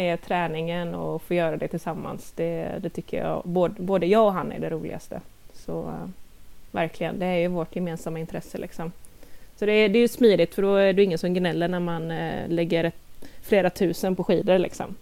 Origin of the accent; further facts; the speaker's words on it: Gothenburg, Västra Götaland, Sweden; moved away as an adult; now in Lilla Edet, Sweden; jag är dock ursprungligen från Göteborg eh, så jag flyttade hit med min kära sambo Christian för ungefär två år sedan